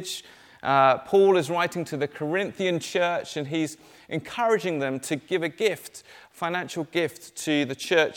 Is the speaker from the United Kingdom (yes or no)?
yes; Dorset, South West England, United Kingdom; moved away as an adult; also born or lived in Cambridge; I grew up down in Dorset, and to be honest, Dorset is full of countryside.